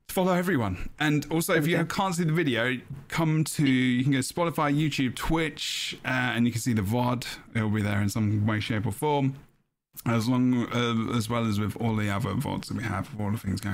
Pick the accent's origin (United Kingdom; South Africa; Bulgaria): United Kingdom; England; I'm an English person.